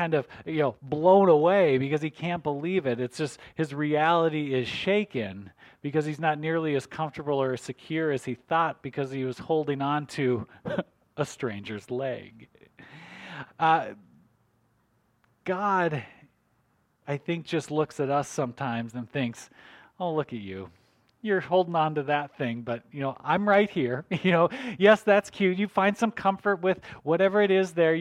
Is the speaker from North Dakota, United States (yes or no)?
yes; North Dakota, United States; I grew up in North Dakota, and so I was, you know, country boy